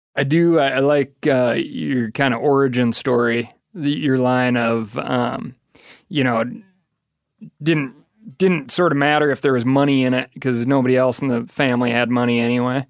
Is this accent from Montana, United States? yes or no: yes; Missoula, Montana, United States; But growing up in Missoula, there's always a lot of music around.